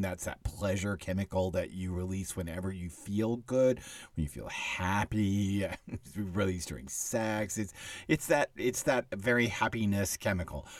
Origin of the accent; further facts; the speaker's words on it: Texas, United States; it's not anything I grew up with in Texas